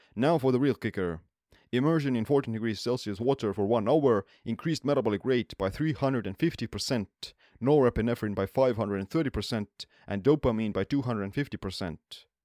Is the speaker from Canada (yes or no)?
no; Estonia; I'm born and raised in Estonia, where saunas have been a part of the culture for centuries.